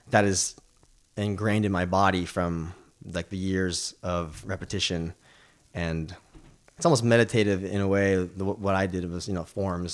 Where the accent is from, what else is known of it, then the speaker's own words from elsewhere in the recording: California, United States; growing up in America, California